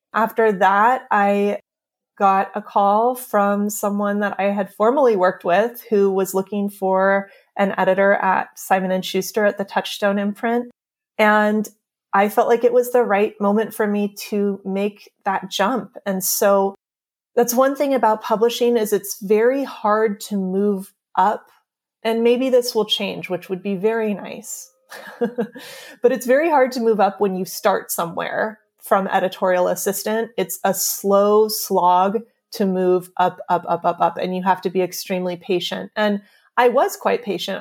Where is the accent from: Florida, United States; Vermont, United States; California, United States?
California, United States; moved away as an adult; also born or lived in New York; now in Pacific Grove, United States; We're both from California, And we actually both, we grew up about fifteen minutes away from each other